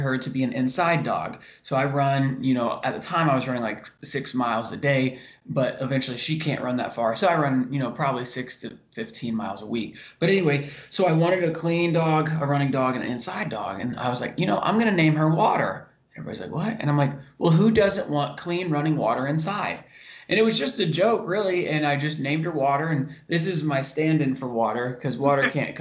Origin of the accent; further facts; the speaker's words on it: Indiana, United States; moved away as an adult; Growing up in Indiana